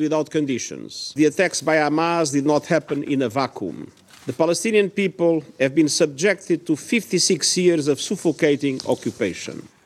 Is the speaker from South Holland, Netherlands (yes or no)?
no; Friesland, Netherlands; als Fries Kamerlid